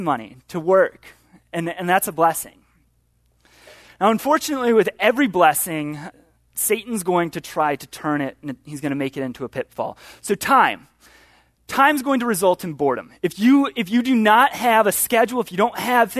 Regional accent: Chicago, Illinois, United States; moved away; I'm from Chicago

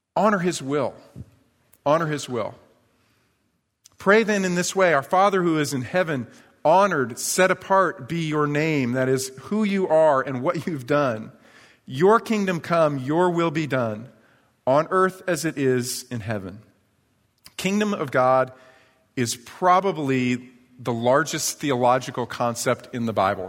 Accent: New York, United States; moved away; when I was a kid, I was probably third or fourth grade growing up in New York

